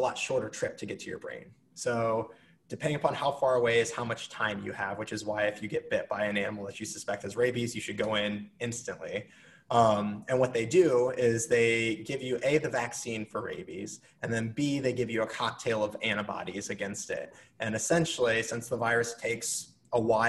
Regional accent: United States; moved away; back where I grew up near Iowa

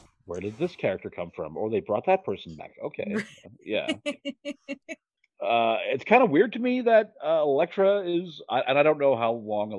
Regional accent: New York, United States; I'm Irish, and I was raised Catholic, and I'm from New York.

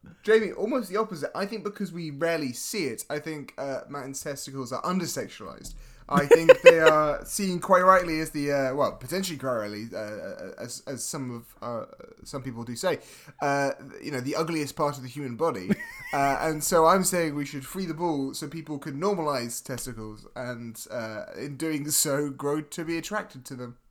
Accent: Scotland, United Kingdom; my people, and of course my people being the Scottish

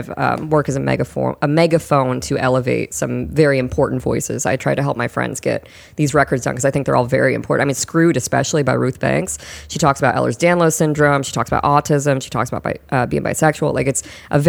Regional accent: Fort Wayne, Indiana, United States; now in Fort Worth, United States; my hometown of Fort Wayne, Indiana, which is not close to where we live.

